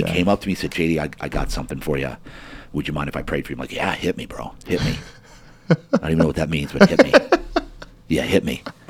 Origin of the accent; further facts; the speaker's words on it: New Jersey, United States; moved away; I'm from Jersey and I was in the military.